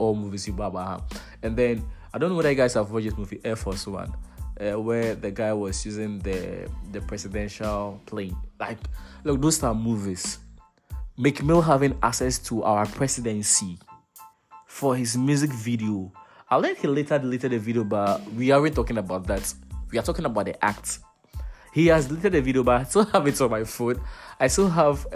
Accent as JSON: {"language": "English", "country": "Ghana", "said": "as a Ghanaian"}